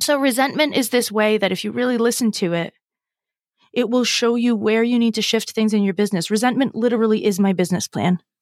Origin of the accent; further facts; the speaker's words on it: Massachusetts, United States; I'm from Massachusetts.